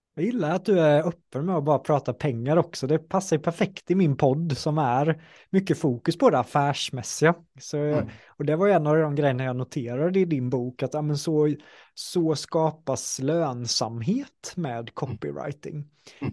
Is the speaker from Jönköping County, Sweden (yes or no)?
yes; Jönköping, Jönköping County, Sweden; jag är från Jönköping